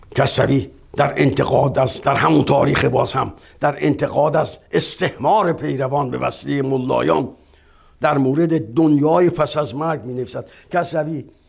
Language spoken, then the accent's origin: Persian; Iran